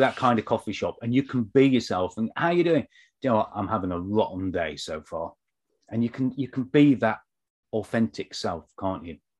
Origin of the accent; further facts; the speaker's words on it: United Kingdom; we're both British